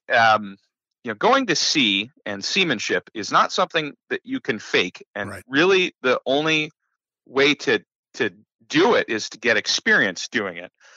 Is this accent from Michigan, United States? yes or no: yes; southwestern Michigan, United States; I'm from southwestern Michigan and grew up with the Great Lakes ever present in my life